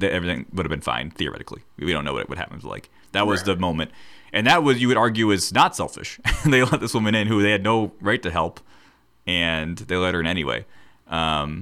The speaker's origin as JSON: {"language": "English", "country": "United States", "said": "we're from America"}